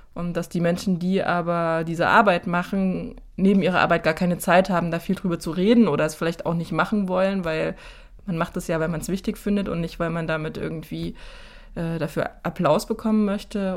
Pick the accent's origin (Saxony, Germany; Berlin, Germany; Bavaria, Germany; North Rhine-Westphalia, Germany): Saxony, Germany; moved away as an adult; Ich wohne seit äh, 2007 nicht mehr in Sachsen, bin, bin damals weggezogen für den ersten Job, den ich hatte